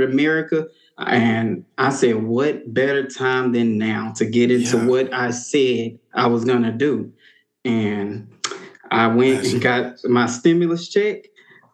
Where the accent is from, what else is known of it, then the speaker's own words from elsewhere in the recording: Houston, Texas, United States; also born or lived in Beaumont; I'm born and raised in Houston.